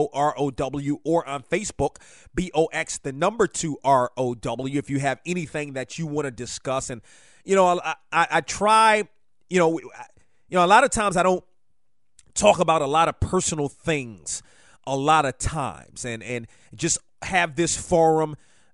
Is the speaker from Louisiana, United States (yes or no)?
no; Silver Spring, Maryland, United States; now in North Carolina, United States; I am originally from Silver Spring, Maryland, but I have adopted North Carolina. I've been here since 1999. Really love this state, as a matter of fact, and wouldn't even want to go back. As much as I'm, you know, I'm from Washington, love living down here.